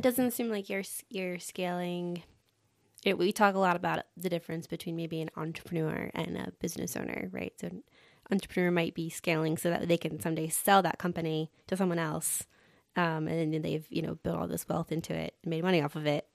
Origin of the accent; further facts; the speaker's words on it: Atlanta, Georgia, United States; moved away; I grew up in Atlanta